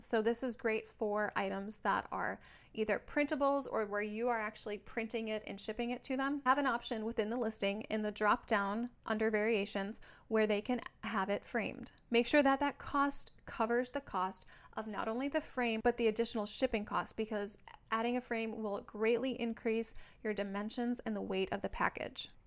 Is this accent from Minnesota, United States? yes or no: yes; Minnesota, United States; now in San Diego, United States; I live in San Diego, California, but I'm from Minnesota